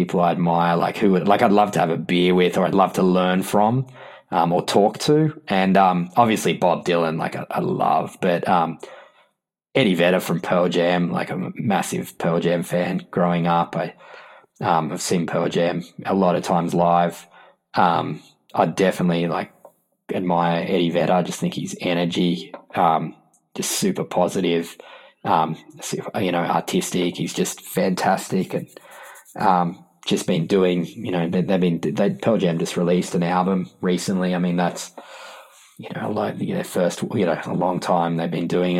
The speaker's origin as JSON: {"language": "English", "country": "Australia", "said": "I'm from Australia"}